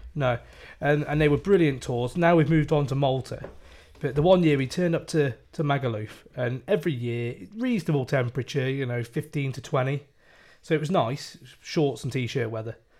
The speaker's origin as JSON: {"language": "English", "town": "Shrewsbury", "region": "West Midlands", "country": "United Kingdom", "said": "I'm from Shrewsbury."}